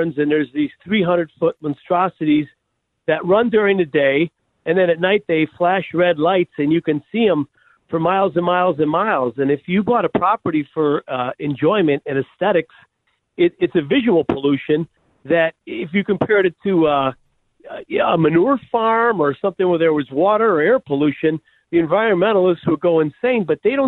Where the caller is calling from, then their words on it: Illinois, United States; I wanted to chime in on the windmills, and I'm calling from the Illinois 6